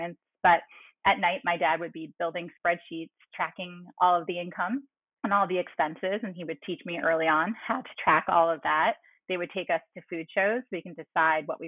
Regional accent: New York, United States; I'm a New Yorker, a true New Yorker. My family is all in this greater New York area.

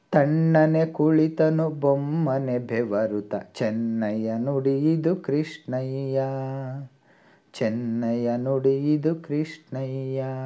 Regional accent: Tumakuru, Karnataka, India; ಊರು ತುಮಕೂರು

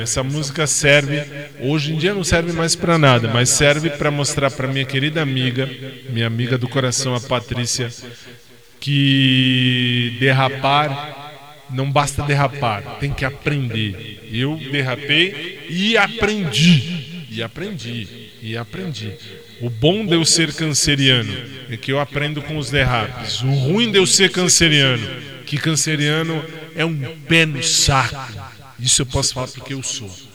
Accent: Brazil; Eu sou brasileiro

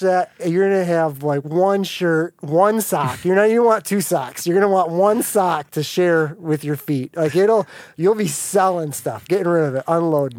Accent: United States; growing up in America

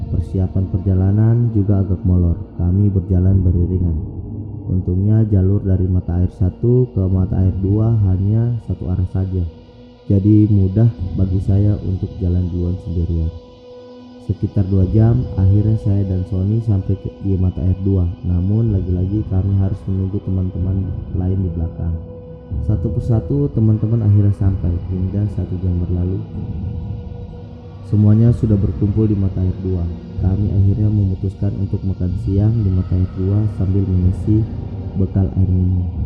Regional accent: Palu, Central Sulawesi, Indonesia; Perkenalkan … uh, saya berasal dari Palu.

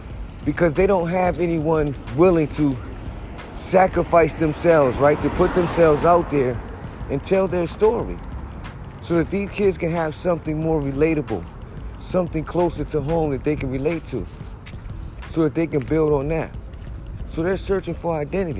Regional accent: New Haven, Connecticut, United States; I'm from New Haven

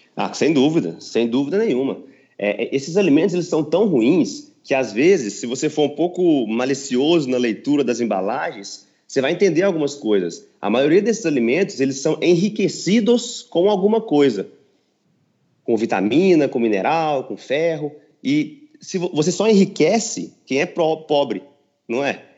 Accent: Patos de Minas, Minas Gerais, Brazil; moved away; also born or lived in São Paulo; também tenho um consultório na minha cidade natal, que é Patos de Minas

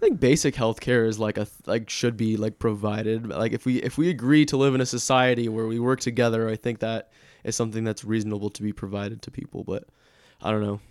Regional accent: United States; I'm an American

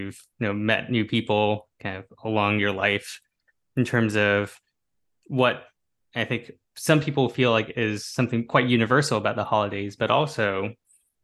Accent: Bay Area, California, United States; moved away as an adult; also born or lived in East Coast; I grew up in the Bay Area, I grew up in California

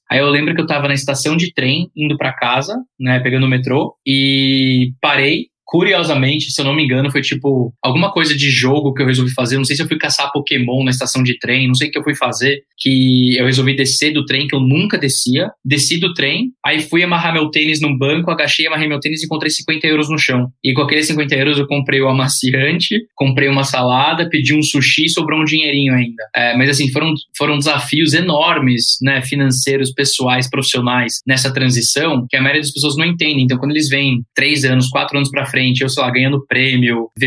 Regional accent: United States; also born or lived in Spain; now in Brazil; Eu cresci fora do Brasil, cresci nos Estados Unidos, boa parte da minha infância, é, fiz faculdade na Espanha, Aí eu falei, ah, eu sei que eu quero ir embora do Brasil

